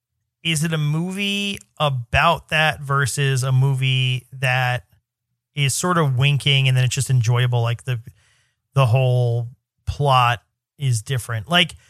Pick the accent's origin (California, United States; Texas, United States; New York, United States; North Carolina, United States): New York, United States; But even as a New Yorker